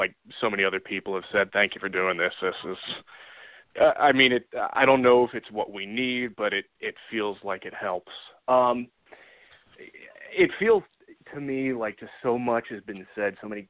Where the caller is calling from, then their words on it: Ohio, United States; in Ohio.